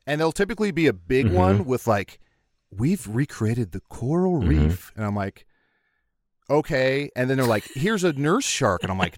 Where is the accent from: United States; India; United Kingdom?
United Kingdom; East of England; now in New Zealand; I say recently because I became a New Zealand citizen this year, but I'm originally from Cambridgeshire, England.